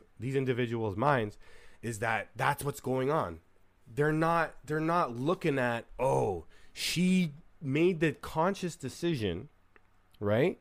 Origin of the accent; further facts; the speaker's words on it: Canada; I'm from Canada